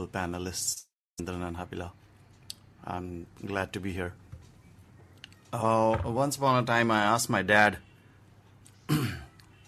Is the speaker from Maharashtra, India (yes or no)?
yes; Maharashtra, India; now in Mumbai, India; in my hometown, it's a very simple place